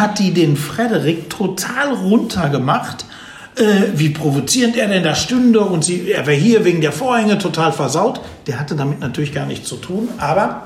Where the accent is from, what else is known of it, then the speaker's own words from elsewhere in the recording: Dortmund, North Rhine-Westphalia, Germany; also born or lived in Hagen; ich komme aus Dortmund